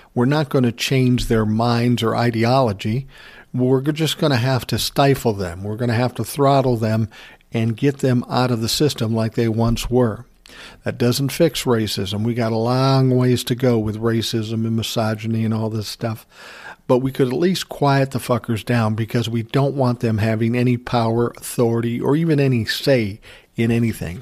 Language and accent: English; Minnesota, United States; being born and raised in Minnesota, I'm not unaccustomed to, um, minus ten temperatures